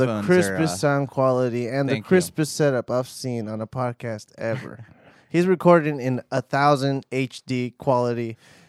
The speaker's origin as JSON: {"language": "English", "town": "Los Angeles", "region": "California", "country": "United States", "tie": "born or raised there", "said": "Yeah, born and raised in West LA."}